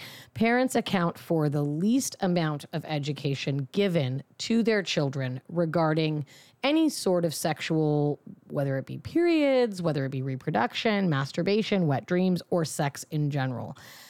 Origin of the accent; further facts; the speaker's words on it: Fremont, California, United States; Growing up in Fremont, which is in the Bay Area, yeah, pretty fucking liberal.